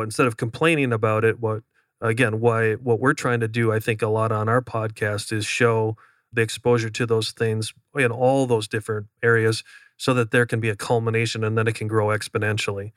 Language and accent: English; Upper Midwest, United States; moved away; I was from the Upper Midwest